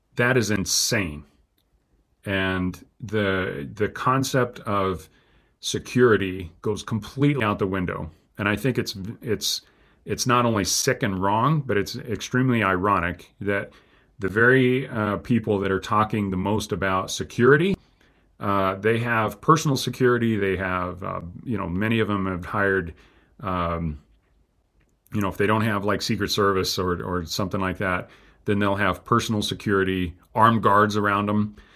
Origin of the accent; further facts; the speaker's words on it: United States; as an American